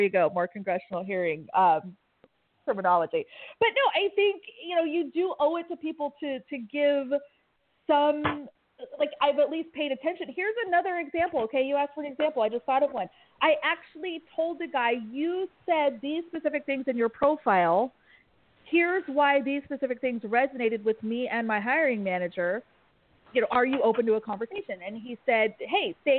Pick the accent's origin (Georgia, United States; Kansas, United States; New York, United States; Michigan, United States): Kansas, United States; I grew up in Kansas. I have a weird accent